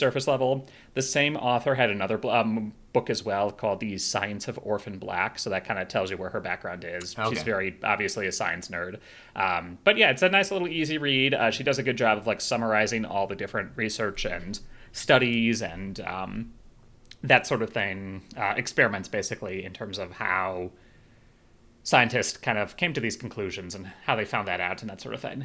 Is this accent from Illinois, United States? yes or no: yes; Chicago, Illinois, United States; moved away; When I went back to Chicago, my hometown